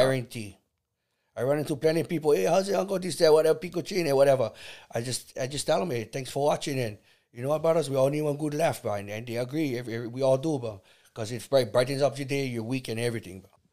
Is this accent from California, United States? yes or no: no; Kauai, Hawaii, United States; also born or lived in Salt Lake, Oahu, Hawaii; I was born in, in, in Oahu, nineteen seventy. Moved b, to Kauai in nineteen seventy-nine.